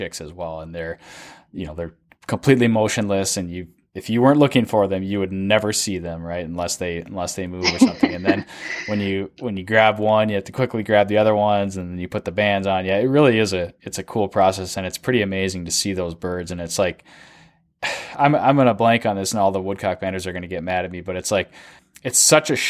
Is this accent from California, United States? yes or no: no; Duluth, Minnesota, United States; here in my hometown of Duluth